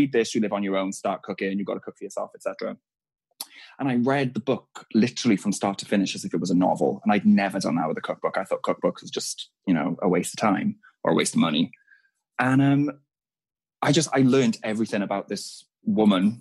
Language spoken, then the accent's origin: English; Wales, United Kingdom; We're Welsh.